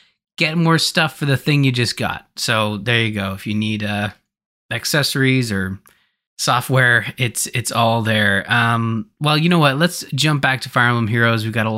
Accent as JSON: {"language": "English", "country": "Canada", "said": "Oh, that's right. Yes, I, well, being Canadian."}